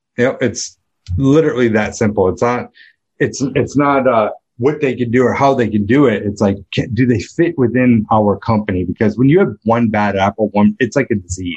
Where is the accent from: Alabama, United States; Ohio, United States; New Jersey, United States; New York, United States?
New York, United States; Rochester; I grew up in Rochester, New York